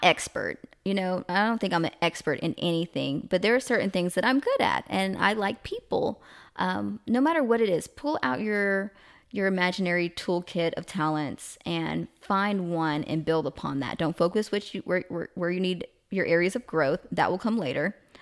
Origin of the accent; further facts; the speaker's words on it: the South, United States; I'm from the South